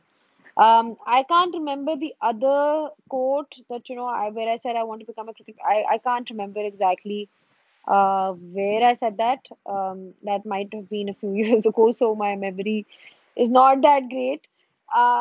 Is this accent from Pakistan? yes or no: yes; Pakistan; as a Pakistani